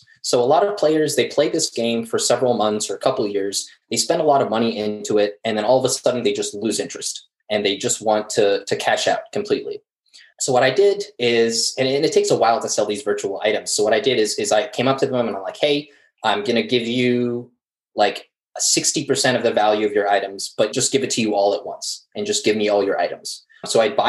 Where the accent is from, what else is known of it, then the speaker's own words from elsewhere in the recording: Morocco; now in Philadelphia, United States; I'm used to more tropical weather back in my home country of Morocco.